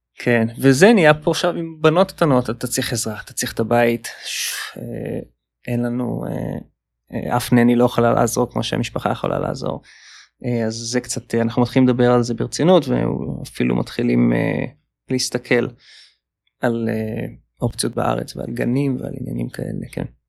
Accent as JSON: {"language": "Hebrew", "country": "Israel", "tie": "born or raised there", "also_born_or_lived": "Palo Alto, California, United States", "moved": "as an adult", "lives_now": "New York, United States", "said": "שבאתי איתה מהארץ"}